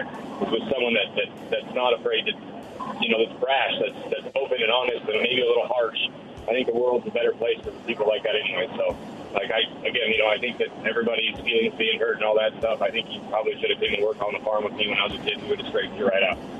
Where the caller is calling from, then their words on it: Richland, United States; … from Richland.